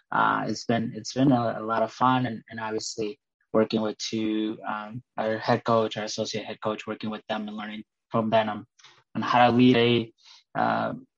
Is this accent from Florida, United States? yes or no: no; Northfield, Minnesota, United States; also born or lived in Colorado; I grew up in Minnesota, Northfield, Minnesota.